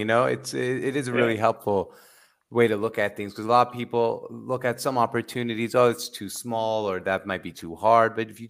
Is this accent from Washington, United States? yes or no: yes; Seattle, Washington, United States; now in Arizona, United States; we're from Seattle, but we grew up in Seattle. We're two brothers from Seattle. And we both live in Arizona now.